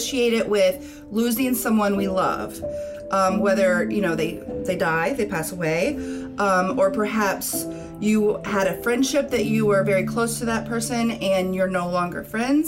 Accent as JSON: {"language": "English", "region": "Louisiana", "country": "United States", "also_born_or_lived": "Chicago", "moved": "yes", "lives_now": "Florida, United States", "said": "I'm in Florida from Louisiana"}